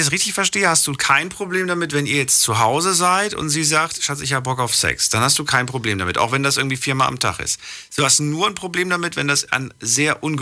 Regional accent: Ludwigshafen, Rhineland-Palatinate, Germany; ja, ja, aus äh, Ludwigshafen

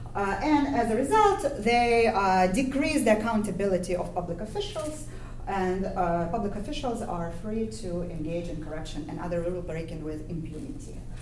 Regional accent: Ukraine; moved away; my own experience growing up in Ukraine

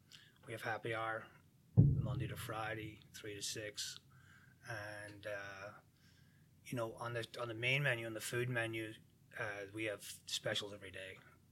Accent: near Belfast, Northern Ireland, United Kingdom; moved away as an adult; now in St. Charles, United States; born and bred in Ireland, 30 years.

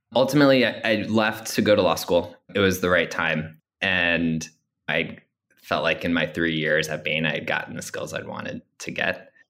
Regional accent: Long Island, New York, United States; growing up on Long Island

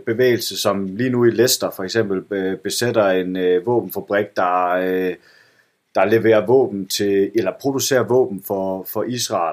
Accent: Esbjerg, Southern Denmark, Denmark; moved away; komme hjem til Esbjerg, hvor jeg er vokset op, hvor, min, hvor mine forældre bor.

